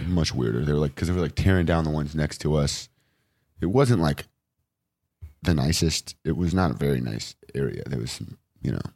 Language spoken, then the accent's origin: English; Los Angeles, California, United States; also born or lived in Westchester, Los Angeles; I grew up in Venice.